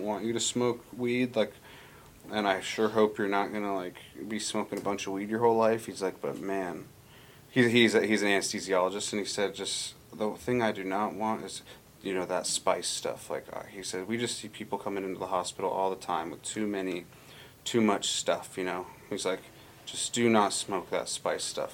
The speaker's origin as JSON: {"language": "English", "region": "Montana", "country": "United States", "tie": "born or raised there", "moved": "as an adult", "lives_now": "Alaska, United States", "said": "I grew up in Montana, and I was in high school around this time"}